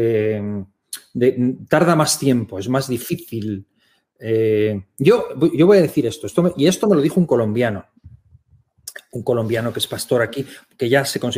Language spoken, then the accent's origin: Spanish; Germany; born there; soy alemán, yo nací en Alemania, mi madre es alemana, yo tengo la, doble nacionalidad